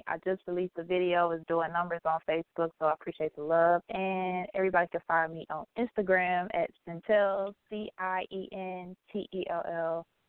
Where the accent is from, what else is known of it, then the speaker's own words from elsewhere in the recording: Detroit, Michigan, United States; I'm from Detroit, Michigan, singer songwriter.